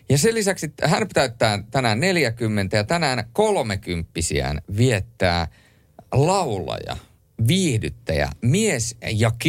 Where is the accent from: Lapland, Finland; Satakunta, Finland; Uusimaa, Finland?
Lapland, Finland; Rovaniemi; now in Helsinki, Finland; se oli muuten semmoinen asia, kun mä aikoinaan muutin Helsinkiin Rovaniemeltä